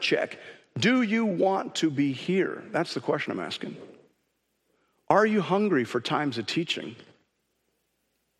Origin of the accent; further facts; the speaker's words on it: Canada; as a Canadian